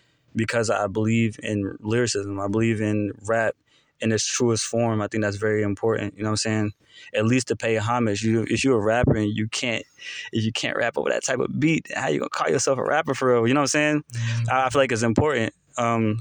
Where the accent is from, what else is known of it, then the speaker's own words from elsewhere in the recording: Charlotte, North Carolina, United States; also born or lived in Concord, North Carolina; I was born in Concord, raised in East Charlotte